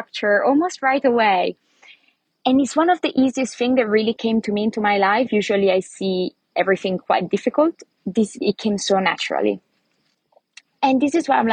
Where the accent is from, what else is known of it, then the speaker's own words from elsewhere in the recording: Lombardy, Italy; English is a second language; moved away as an adult; also born or lived in London, United Kingdom / Greece; now in Thailand; I'm from Italy originally, from a very, very small town in Lombardy, actually, which is the north part of Italy, about an hour away from Milano.